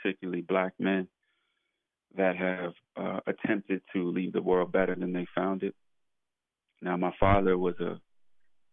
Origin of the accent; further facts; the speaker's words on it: New York City, New York, United States; born and raised in Brooklyn, New York, in the neighborhood of Bedford-Stuyvesant